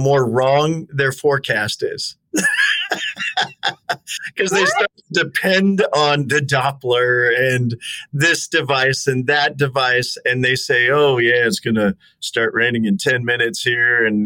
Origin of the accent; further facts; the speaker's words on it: Tacoma, Washington, United States; also born or lived in Lynnwood, Washington; I grew up in Tacoma, a large part of my life, Linwood and Tacoma, Washington